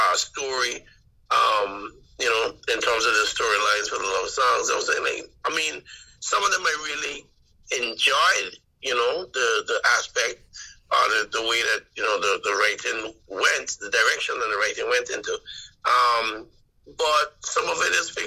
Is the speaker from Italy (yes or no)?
no; The Quarter, Anguilla; I grew up in the Quarter